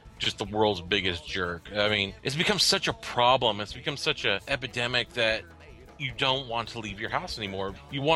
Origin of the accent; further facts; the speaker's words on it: Oklahoma City, Oklahoma, United States; also born or lived in Texas; now in Fort Collins, United States; I come from Oklahoma City in Texas